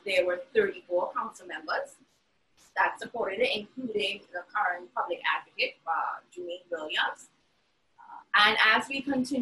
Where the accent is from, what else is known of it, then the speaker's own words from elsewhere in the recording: Trinidad & Tobago; now in New York, United States; as a Trinidadian citizen